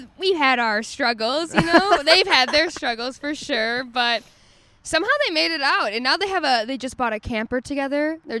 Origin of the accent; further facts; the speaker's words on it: Detroit, Michigan, United States; moved away as an adult; now in Los Angeles, United States; I'm from Metro Detroit, like the country of Detroit. Like, I'm from 6 Mile, but all the way out.